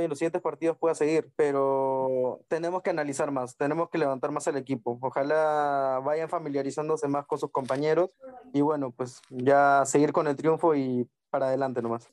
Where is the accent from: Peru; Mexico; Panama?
Peru; como peruano, como peruano que soy